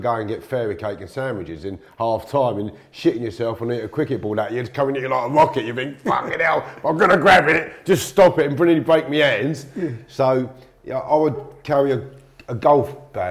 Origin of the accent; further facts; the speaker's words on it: Harefield, London, United Kingdom; I'm from Harefield, Middlesex